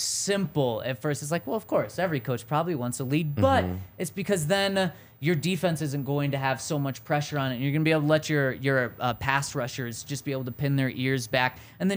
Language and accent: English; Colorado, United States; being born and raised in Colorado.